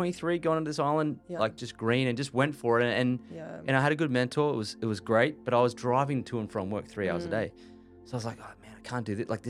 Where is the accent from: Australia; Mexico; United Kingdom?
Australia; Gold Coast, Queensland; So we moved here when I was three. And I grew up here, went to school here, went to university here.